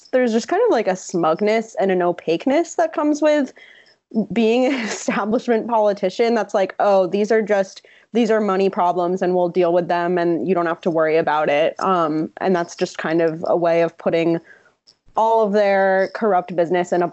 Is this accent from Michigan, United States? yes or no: no; New Jersey, United States; I grew up in New Jersey